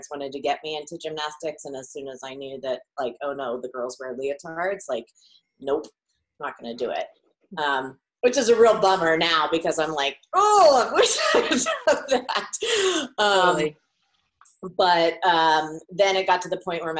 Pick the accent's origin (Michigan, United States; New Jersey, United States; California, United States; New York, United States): California, United States; north of the Bay Area; I grew up in California, and north of the Bay Area